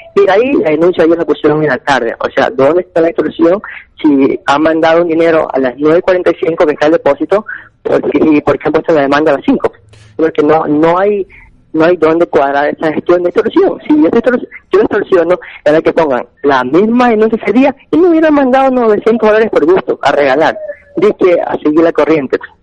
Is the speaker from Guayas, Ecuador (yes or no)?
yes; Guayaquil, Guayas, Ecuador; yo soy de Guayaquil